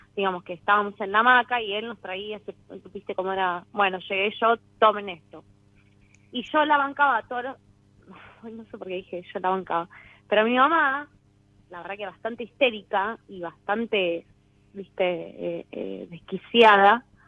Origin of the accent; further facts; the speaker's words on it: Quilmes, Buenos Aires Province, Argentina; Nací en Quilmes, sí, sí, sí, tengo una hermana gemela.